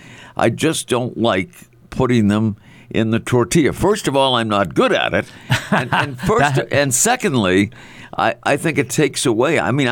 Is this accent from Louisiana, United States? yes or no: no; Salem, Massachusetts, United States; also born or lived in Peabody, Massachusetts; I was born in Salem, Mass. But first home I went back to was in Peabody, where my parents lived at the time